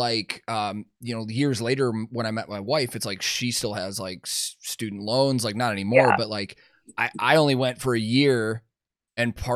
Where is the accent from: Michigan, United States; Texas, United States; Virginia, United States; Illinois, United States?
Illinois, United States; outside of Chicago; I also grew up outside of Chicago